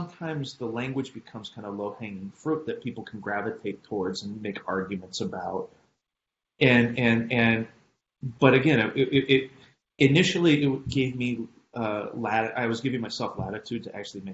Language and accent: English; Oregon, United States; I'm also from Oregon